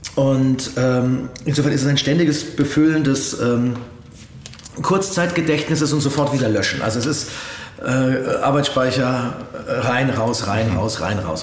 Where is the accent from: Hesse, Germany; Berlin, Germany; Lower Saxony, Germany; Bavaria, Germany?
Bavaria, Germany; Coburg; in meiner Heimatstadt gedreht, in Coburg